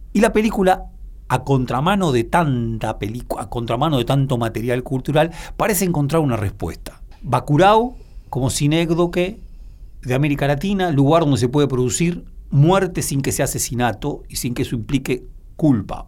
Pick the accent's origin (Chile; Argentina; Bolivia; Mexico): Argentina